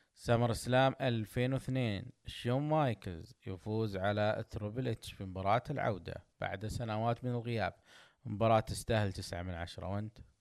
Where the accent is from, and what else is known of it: Saudi Arabia